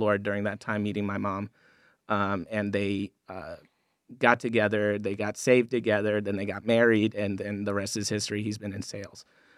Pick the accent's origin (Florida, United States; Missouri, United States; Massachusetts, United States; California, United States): Florida, United States; Growing up, I grew up in South Florida. And one of the beautiful things about South Florida is fishing is everywhere.